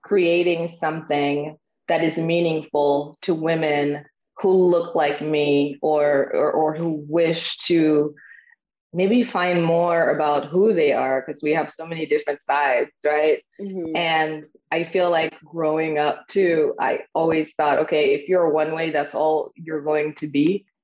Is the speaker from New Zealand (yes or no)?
no; Haiti; also born or lived in Harlem, New York / Brooklyn, New York; now in Austin, United States; I am originally from Haiti.